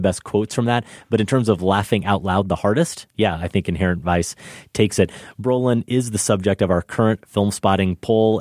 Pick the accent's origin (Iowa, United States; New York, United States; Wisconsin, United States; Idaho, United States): Iowa, United States; moved away; I go back to my hometown in Iowa